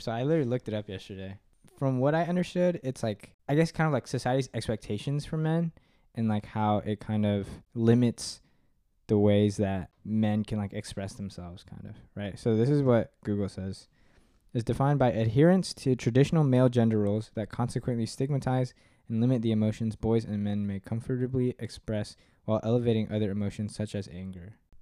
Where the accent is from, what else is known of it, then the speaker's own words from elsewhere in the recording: Katy, Texas, United States; I'm from Katy, Texas